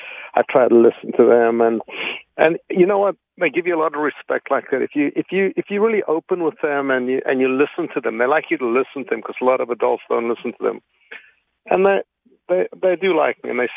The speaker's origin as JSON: {"language": "English", "country": "South Africa", "tie": "born or raised there", "moved": "yes", "said": "I grew up in South Africa."}